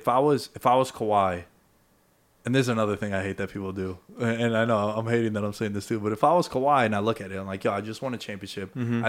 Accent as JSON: {"language": "English", "town": "New York City", "region": "New York", "country": "United States", "said": "I'm from Astoria. They don't have a professional sports team. I'm from New York."}